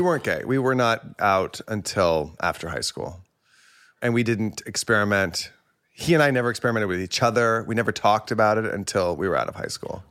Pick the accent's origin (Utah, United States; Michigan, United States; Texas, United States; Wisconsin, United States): Texas, United States; Plano; also born or lived in Houston, Texas; I grew up mostly in Plano, Texas. I was born outside Houston, and then I moved when I was, like, six or seven to Plano